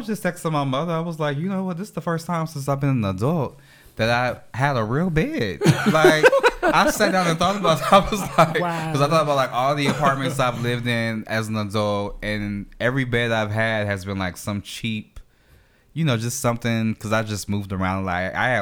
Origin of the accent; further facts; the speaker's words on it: New York City, New York, United States; moved away; also born or lived in Memphis, Tennessee / Jackson, Mississippi / Baton Rouge, Louisiana / Phoenix, Arizona; me being raised in Brooklyn, I was exposed to all types of different cultures